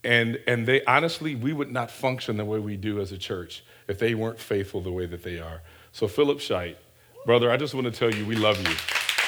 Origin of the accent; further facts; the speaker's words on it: Detroit, Michigan, United States; moved away; also born or lived in Hawaii; For example, I'm from Detroit.